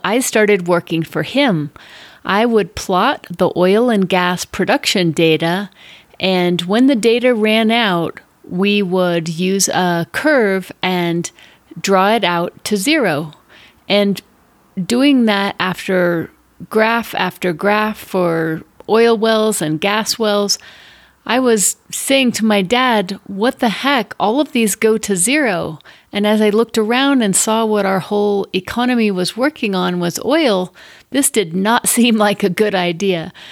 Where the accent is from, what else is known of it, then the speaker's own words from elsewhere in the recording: Denver, Colorado, United States; I grew up in Denver, Colorado, as one of eight kids in a big Catholic family